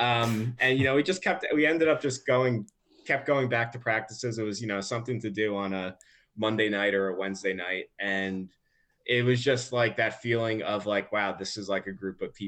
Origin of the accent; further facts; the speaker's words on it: New Jersey, United States; I'm from New Jersey. I'm a very Jersey person